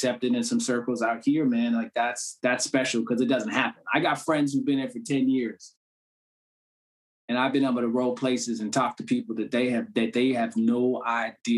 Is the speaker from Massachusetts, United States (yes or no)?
yes; Cambridge, Massachusetts, United States; I'm from Cambridge